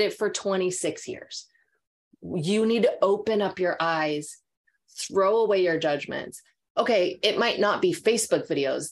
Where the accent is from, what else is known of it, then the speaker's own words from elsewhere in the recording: Minnesota, United States; now in California, United States; growing up in Minnesota